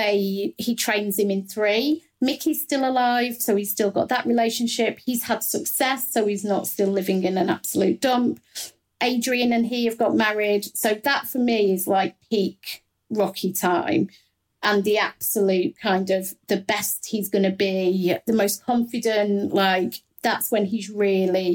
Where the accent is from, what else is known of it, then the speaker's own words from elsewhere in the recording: Midlands, United Kingdom; accent: Midlands; I'm from the Midlands